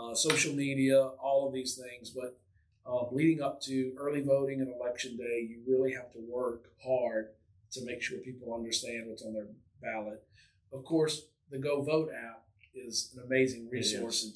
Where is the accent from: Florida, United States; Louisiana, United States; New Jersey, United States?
Louisiana, United States; someone born and raised in Louisiana